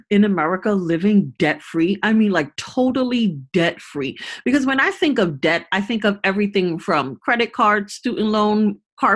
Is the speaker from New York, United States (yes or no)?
yes; New York, United States; now in California, United States; I'm originally from New York, and it's high cost of living there